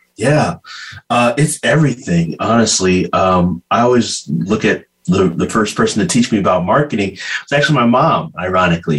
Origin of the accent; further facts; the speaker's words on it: Bakersfield, California, United States; I was born in Bakersfield, California, but raised the Ghanaian way